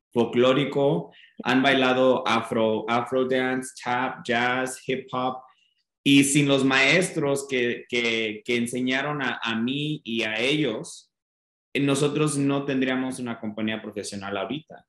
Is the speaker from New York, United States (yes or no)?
no; Denver, Colorado, United States; moved away as an adult; also born or lived in Mexico City; nací en Denver